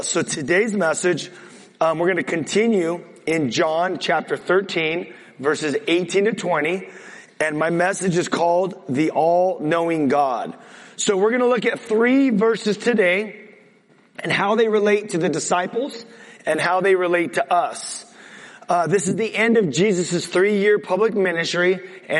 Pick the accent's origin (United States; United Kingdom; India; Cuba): United States; California; I'm a Californian